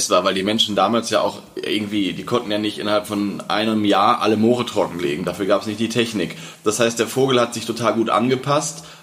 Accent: Lower Saxony, Germany; ich komme ja aus Niedersachsen und ähm, wir hatten tatsächlich, ich erinnere mich in meiner Kindheit, dass auf den Wiesen Kiebitze waren

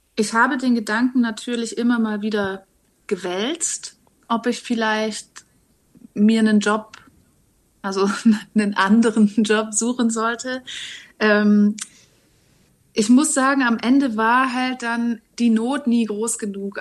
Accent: Reutlingen, Baden-Württemberg, Germany; also born or lived in Hamburg; now in Berlin, Germany; Also ich komme eigentlich aus Reutlingen, das ist im schönen Schwaberländle.

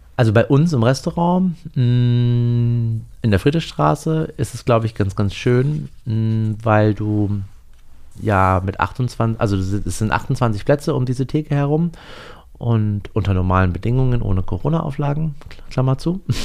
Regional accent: GDR, East Germany, Germany; ich bin ja in der DDR geboren

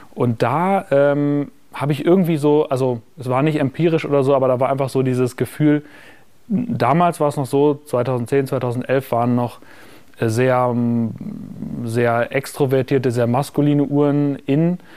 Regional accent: Münster, North Rhine-Westphalia, Germany; moved away; damals habe ich ja noch in meiner Heimatstadt Münster gewohnt

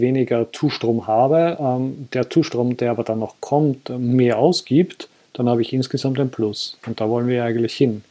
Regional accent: Austria; bei uns in Österreich

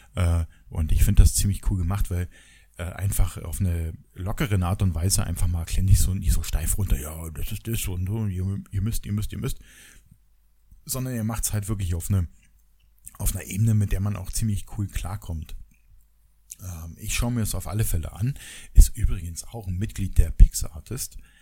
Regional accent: GDR, East Germany, Germany; ich komme ja aus der DDR

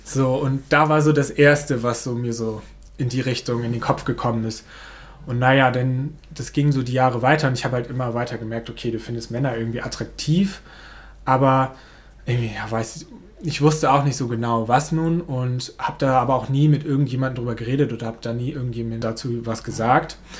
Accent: Neuland, Germany; Das ist meine Heimat. Hier bin ich groß geworden.

